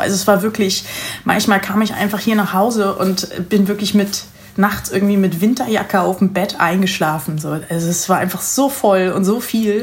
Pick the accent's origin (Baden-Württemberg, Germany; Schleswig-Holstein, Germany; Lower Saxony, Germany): Lower Saxony, Germany; Lüneburg Heath; moved away as an adult; also born or lived in Hanover / Netherlands / United States; now in Hamburg, Germany; ich bin in der Lüneburger Heide groß geworden